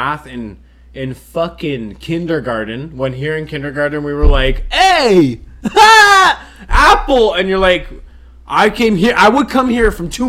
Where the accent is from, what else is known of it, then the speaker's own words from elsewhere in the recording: France; Yeah, I grew up in France. I was so cultured, is what I'm saying.